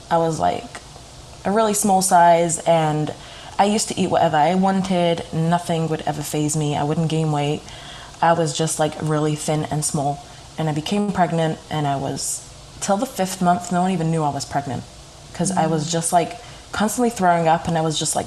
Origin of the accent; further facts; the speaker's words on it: United Kingdom; moved away as an adult; now in New York, United States; I'm from Britain, and I moved to America to New York exactly 3 months after my wedding